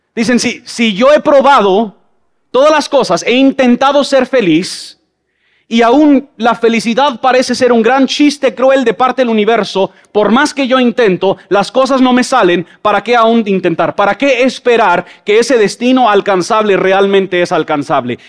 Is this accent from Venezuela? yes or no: no; Mexico; now in Guatemala City, Guatemala; Yo crecí en México